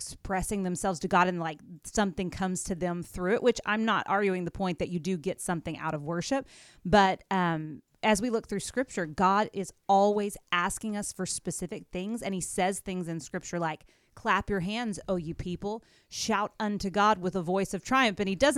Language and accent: English; Amarillo, Texas, United States; also born or lived in Tulsa, Oklahoma; now in Owensboro, United States; I am from Amarillo, Texas, and I went to school in Tulsa.